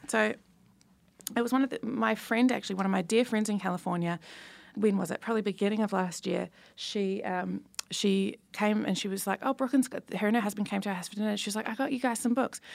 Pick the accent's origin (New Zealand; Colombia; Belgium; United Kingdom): New Zealand; I'm from New Zealand